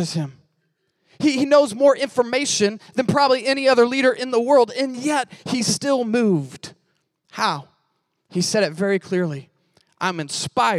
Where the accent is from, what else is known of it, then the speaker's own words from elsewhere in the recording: Missouri, United States; I'm from Missouri